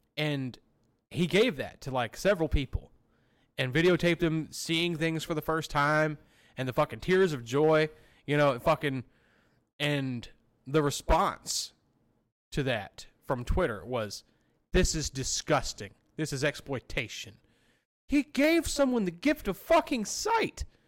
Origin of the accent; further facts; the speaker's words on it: Alabama, United States; literally where I came from. I'm from Pintuoque, Alabama.